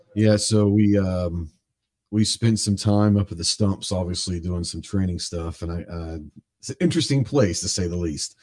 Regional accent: Dallas, Texas, United States; I'm from Dallas, so I grew up in a huge city

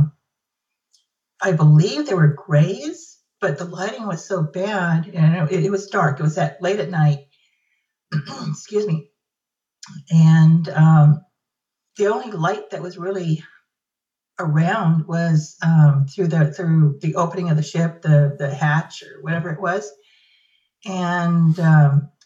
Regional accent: California, United States; also born or lived in Northern Nevada; now in Nevada, United States; I live in Northern Nevada now, born and raised in California

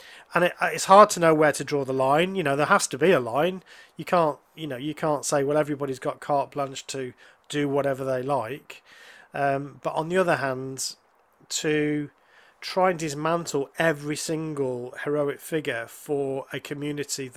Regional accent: United Kingdom

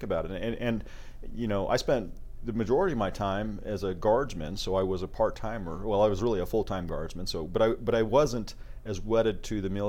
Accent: Idaho, United States; I grew up in Idaho

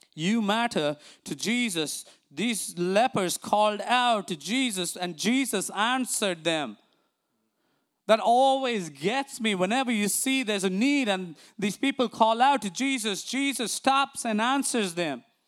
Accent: India; now in United States; growing up in India

